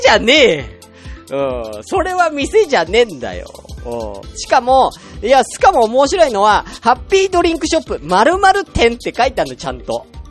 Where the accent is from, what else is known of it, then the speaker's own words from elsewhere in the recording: Tokyo, Japan; moved away as an adult; also born or lived in Saitama / Kanagawa; now in Nagano, Japan; 僕あのー、東京 生まれ、東京育ちで